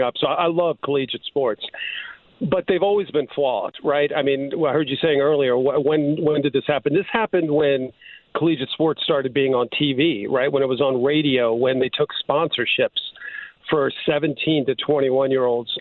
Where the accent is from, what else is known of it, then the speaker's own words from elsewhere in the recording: Prince George's County, Maryland, United States; I grew up in Prince George's County, Maryland